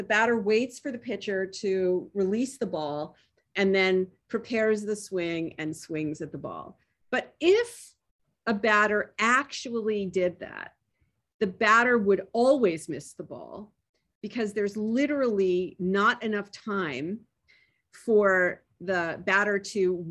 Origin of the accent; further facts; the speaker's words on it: Toronto, Ontario, Canada; moved away; I was born in Toronto. I grew up Canadian